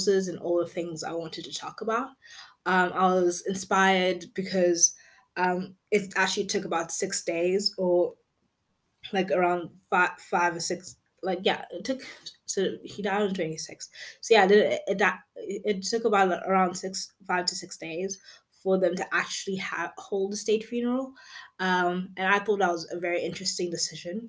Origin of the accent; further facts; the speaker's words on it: South Africa; as a South African